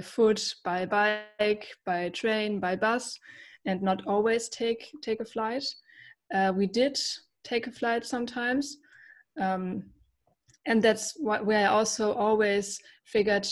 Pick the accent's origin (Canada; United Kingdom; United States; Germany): Germany; I'm from Germany.